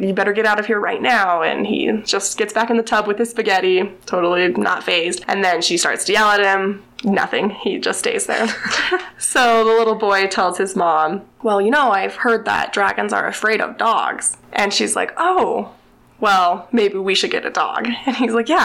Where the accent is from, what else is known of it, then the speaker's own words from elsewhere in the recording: Utah, United States; I'm from Utah